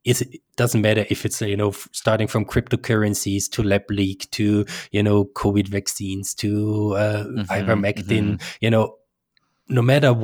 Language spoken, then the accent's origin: English; Austria; Even, you know, in my home country in Austria and Switzerland, we have a sizable chunk of people that are susceptible to these.